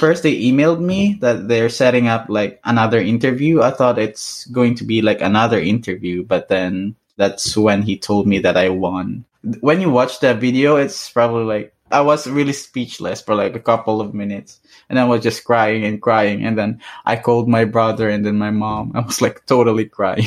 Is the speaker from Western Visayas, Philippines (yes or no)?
yes; Iloilo City, Western Visayas, Philippines; first language Hiligaynon; English is a second language; moved away as an adult; also born or lived in Boracay; now in Canada; growing up in Boracay, like it's it's the island I grew up